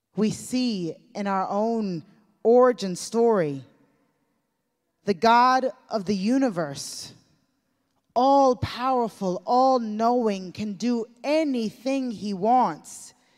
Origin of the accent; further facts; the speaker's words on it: United States; growing up in the United States of America